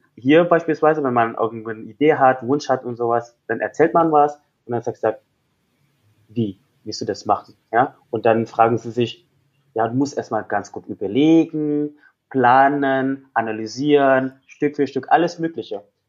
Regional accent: West Java, Indonesia; German is a second language; moved away; ich bin, komme aus Westjava, meine ganze Familie ist aus Westjava

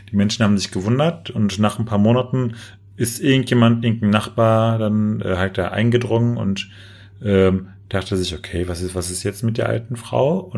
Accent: Germany; ich bin kulturell geprägt, ich bin Deutscher.

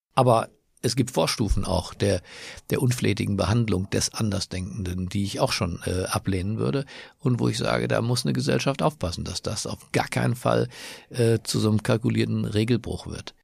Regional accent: Berlin, Germany; moved away; also born or lived in Düsseldorf / Washington / Cologne; Meine Heimatstadt ist Berlin, aber ich fühle mich auch in anderen Städten auf der Welt zu Hause, zum Beispiel in Washington

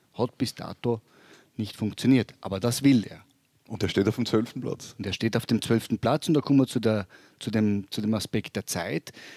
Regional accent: Graz, Styria, Austria; now in Vorarlberg, Austria; ich bin ein Steirer, muss ich immer darauf hinweisen, na na, ich bin ein Grazer

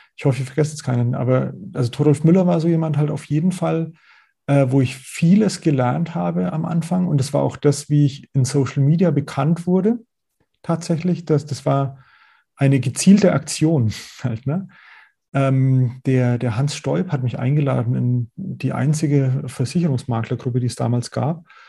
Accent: Middle Franconia, Nuremberg area, Bavaria, Germany; accent: Franconian; ich bin selber gebürtiger Mittelfranke aus, aus dem Nürnberger Raum

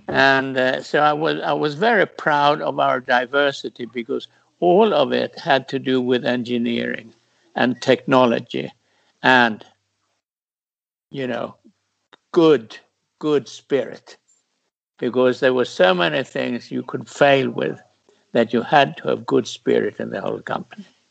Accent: Sweden; my home country

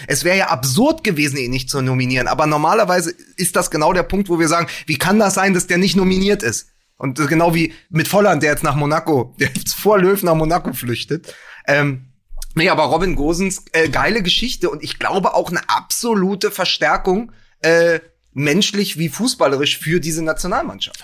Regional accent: Berlin, Germany; als Berliner

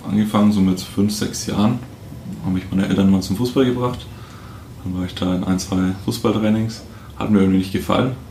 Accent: Fürth, Bavaria, Germany; Aus, Fürth, Fürth, okay.

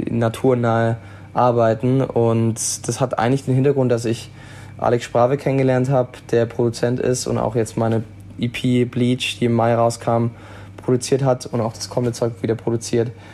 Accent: Switzerland; now in Baden-Württemberg, Germany; ursprünglich bin ich in der Schweiz aufgewachsen

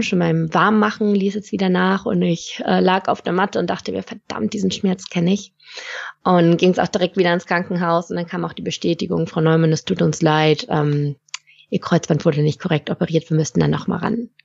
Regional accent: Lübeck, Schleswig-Holstein, Germany; moved away as an adult; also born or lived in Stuttgart; bin dann aus dem hohen Norden, wo ich herkomme, aus Lübeck, bis nach Stuttgart gezogen in den Süden

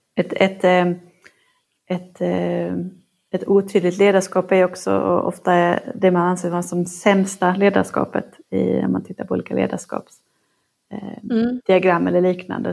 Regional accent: Norrland, Sweden; moved away; Jag är uppvuxen i Norrland

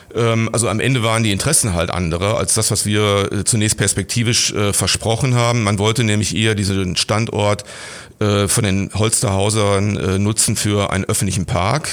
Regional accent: Gladbeck, North Rhine-Westphalia, Germany; moved away as an adult; also born or lived in Bottrop / Gelsenkirchen; now in Essen, Germany; meine Heimatstadt ist wie gesagt Gladbeck. Da habe ich die ersten 25 Jahre in Abhängigkeit gelebt, nämlich in meinem Elternhaus.

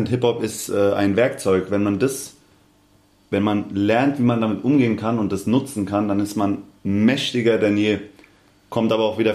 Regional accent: Aschaffenburg, Bavaria, Germany; born there; also born or lived in Hanau / Darmstadt; Ich bin in Aschaffenburg geboren. Dann äh, Hanau und genau. dann Darmstadt.

